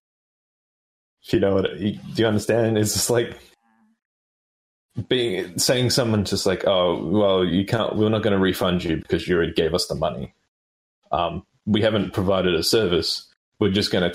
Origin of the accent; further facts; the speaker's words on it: Melbourne, Victoria, Australia; now in Sydney, Australia; I'm not originally from Sydney. I'm from Melbourne